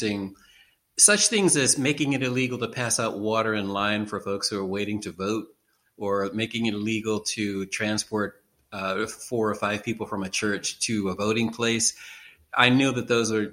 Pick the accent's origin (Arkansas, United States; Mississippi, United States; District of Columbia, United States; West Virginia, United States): District of Columbia, United States; Washington; now in Baltimore, United States; I'm originally from Washington, D.C., which is 45 miles south of here